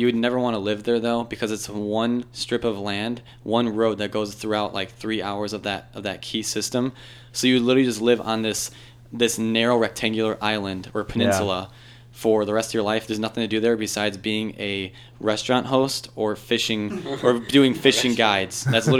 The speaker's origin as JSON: {"language": "English", "town": "Chicago", "region": "Illinois", "country": "United States", "accent": "Chicagoan", "said": "they said that my accent is Chicagoan, only in the A's."}